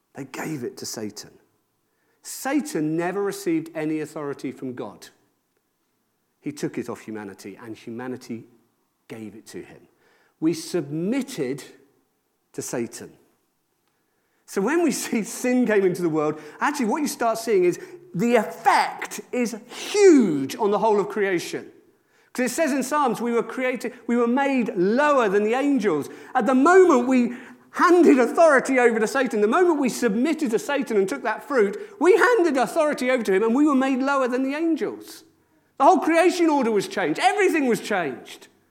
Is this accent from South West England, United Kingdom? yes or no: no; Wales, United Kingdom; I'm from Rudvelin in Wales